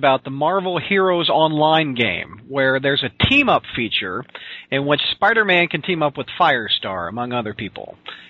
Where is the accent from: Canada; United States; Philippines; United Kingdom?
United States; Festus, Missouri; I'm a Missouri guy, too. I grew up in Festus, Missouri.